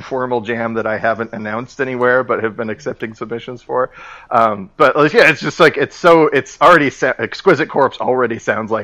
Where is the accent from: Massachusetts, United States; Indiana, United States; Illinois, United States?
Indiana, United States; Indianapolis; moved away as an adult; my hometown of Indianapolis